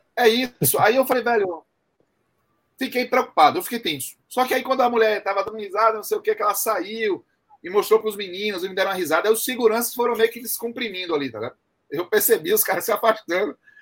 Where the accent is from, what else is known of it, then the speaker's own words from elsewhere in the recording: Brazil; eu sou brasileiro